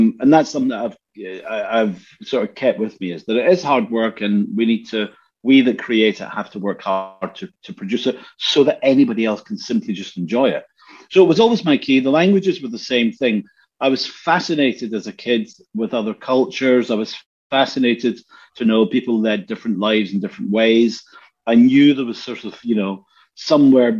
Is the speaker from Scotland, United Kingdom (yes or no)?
yes; Glasgow, Scotland, United Kingdom; moved away; also born or lived in Helsinki; We grew up in Easterhouse in the 70s